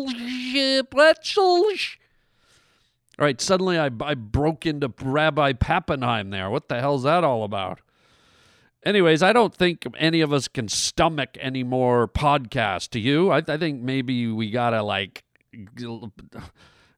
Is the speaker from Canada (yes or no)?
yes; Vancouver, British Columbia, Canada; My hometown